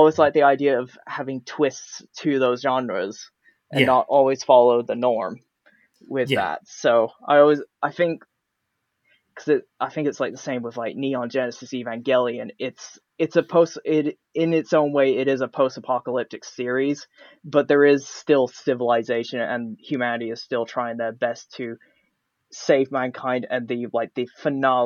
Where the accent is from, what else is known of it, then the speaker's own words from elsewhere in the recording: United States; accent: American; now in United Kingdom; my American accent here in the UK